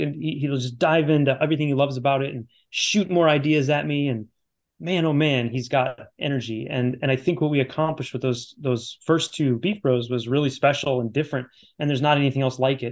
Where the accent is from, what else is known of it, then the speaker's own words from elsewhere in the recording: Chicago, Illinois, United States; Challengers is always great, always great. It's my hometown